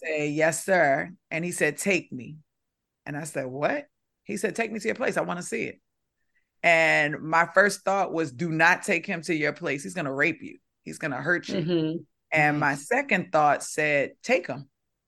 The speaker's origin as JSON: {"language": "English", "town": "Baltimore", "region": "Maryland", "country": "United States", "accent": "Baltimore", "said": "Because I'm from Baltimore. Back then, I sounded a lot different. I was talking like a Baltimore girl"}